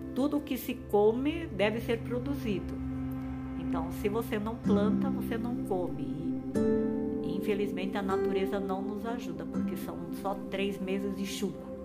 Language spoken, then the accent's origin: Portuguese; Paraná, Brazil; moved away as an adult; also born or lived in Santa Catarina / Rio Grande do Norte / Bolivia / Mozambique; sou paranaense